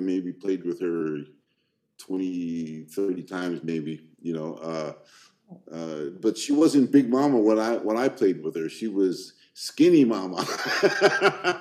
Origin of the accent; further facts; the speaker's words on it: United States; moved away as an adult; also born or lived in Bay Area; now in Stockholm, Sweden; Growing up in the States